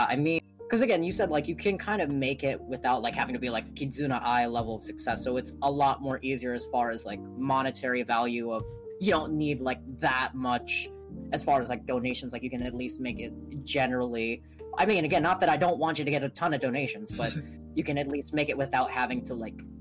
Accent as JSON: {"language": "English", "region": "Hawaii", "country": "United States", "tie": "born or raised there", "said": "in Hawaii, again, I'm born and raised here"}